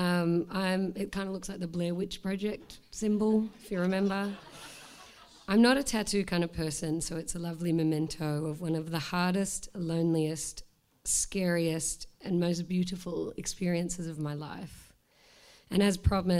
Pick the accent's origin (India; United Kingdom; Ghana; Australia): Australia; now in Melbourne, Australia; I'm Australian